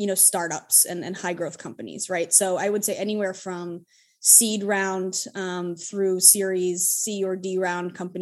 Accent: Hudson, Massachusetts, United States; I'm a born and raised Massachusetts native. I grew up in a little town called Hudson, Massachusetts

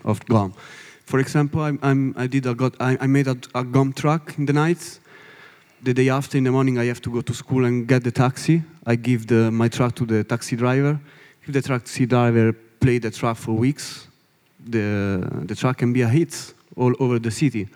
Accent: Italy; English is a second language; from Italy. From Italy

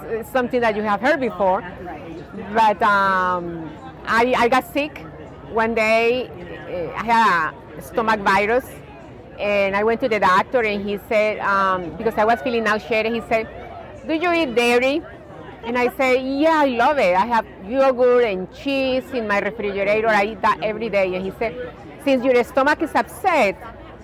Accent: Colombia; now in United States; I'm originally from Colombia

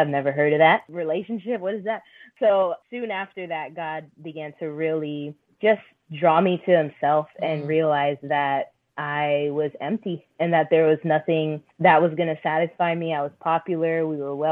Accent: Orlando, Florida, United States; also born or lived in Philippines; now in Tampa, United States; I grew up in Orlando.

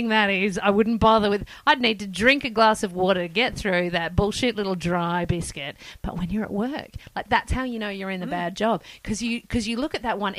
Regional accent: Perth, Western Australia, Australia; now in Sydney, Australia; I grew up in Perth

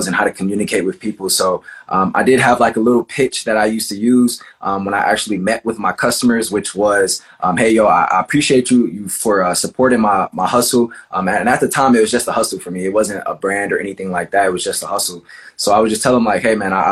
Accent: Cleveland, Ohio, United States; I'm from Cleveland, Ohio

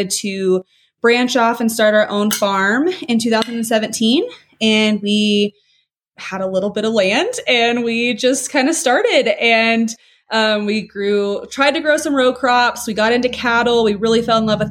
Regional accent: Oklahoma City, Oklahoma, United States; moved away as an adult; also born or lived in Clovis, New Mexico; now in New Mexico, United States; I was born and raised in Oklahoma City

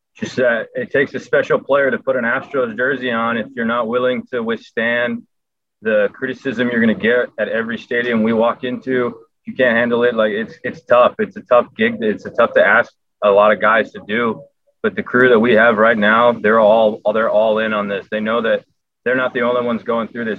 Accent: Southern California, United States; growing up in Southern California, I was I was not the biggest Dodger fan. I was an Anaheim fan

